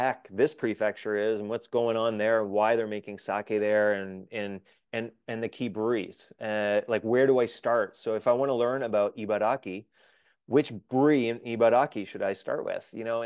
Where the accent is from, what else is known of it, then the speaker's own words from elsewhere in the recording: Canada; as a Canadian